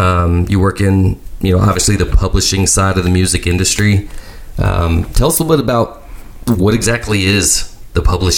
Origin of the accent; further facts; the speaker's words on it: Nashville, Tennessee, United States; I grew up here in Nashville